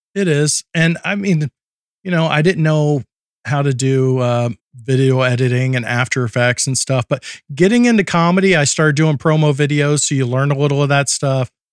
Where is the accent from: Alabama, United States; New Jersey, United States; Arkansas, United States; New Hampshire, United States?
Alabama, United States; I grew up in Alabama and lived there